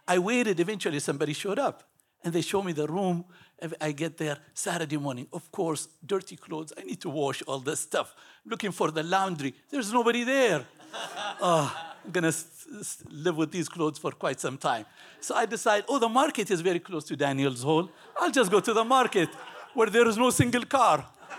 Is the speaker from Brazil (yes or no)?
no; Ethiopia; moved away as an adult; I was born in Ethiopia. My parents come from originally from Yemen, a small country in the Middle East. I lived in Ethiopia for 18 years.